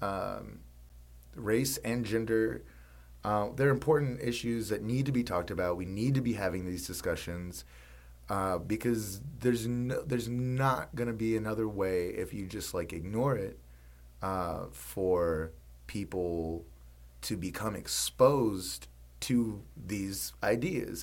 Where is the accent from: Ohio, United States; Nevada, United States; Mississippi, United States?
Mississippi, United States; now in New Orleans, United States; growing up in Mississippi